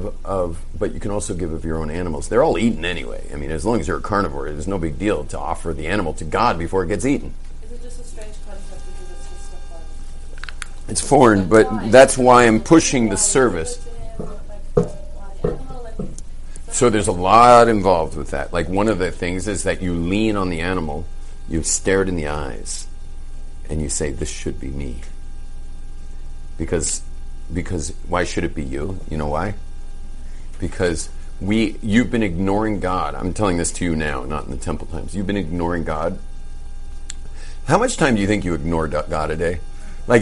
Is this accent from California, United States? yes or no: yes; Los Angeles, California, United States; I grew up in Brentwood